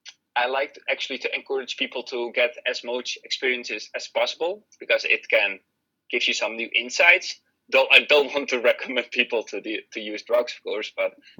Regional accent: Netherlands; I'm from the Netherlands

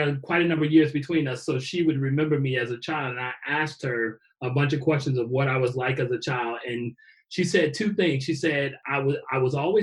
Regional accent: Chicago, Illinois, United States; I'm originally from Chicago, south side of Chicago, born and raised.

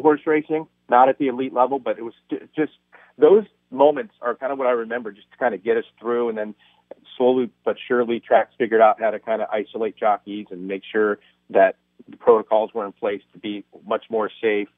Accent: Cypress, California, United States; I grew up in Cypress

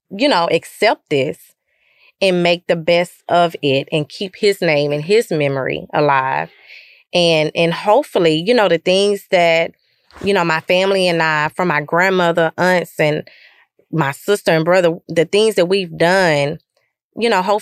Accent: Lufkin, Texas, United States; You know, I grew up in Lufkin um, but I never really experienced any any racial division

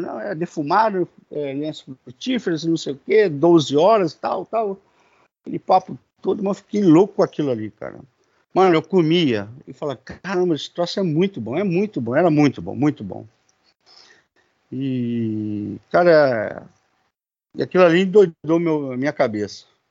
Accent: Duque de Caxias, Rio de Janeiro, Brazil; now in Magé, Brazil; sou natural do Rio de Janeiro, da Baixada Fluminense, de Duque de Caxias. Hoje moro em Magé

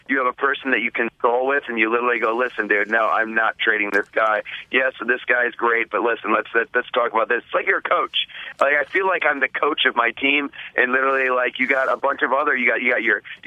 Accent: Cleveland, Ohio, United States; I'm from Cleveland

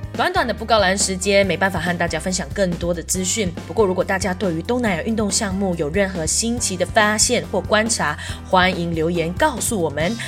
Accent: Malaysia; now in Taiwan; 我来自马来西亚

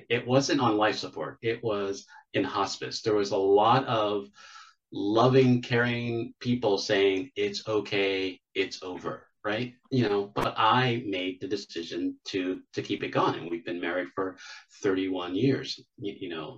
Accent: Pittsburgh, Pennsylvania, United States; now in Charlotte, United States; I'm originally from Pittsburgh, Pennsylvania.

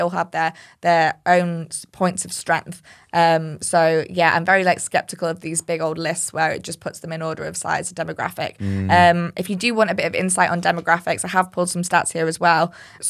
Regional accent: Yorkshire and the Humber, United Kingdom; I'm not being racist. I'm from Yorkshire. I'm allowed to say that.

